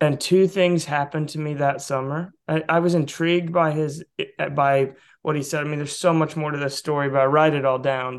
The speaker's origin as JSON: {"language": "English", "region": "Southeast", "country": "United States", "tie": "born or raised there", "said": "I grew up in the Southeast"}